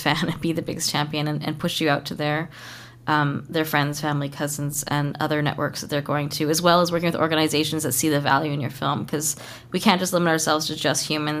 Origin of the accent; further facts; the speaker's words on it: Kitimat, British Columbia, Canada; I was raised in Kitimat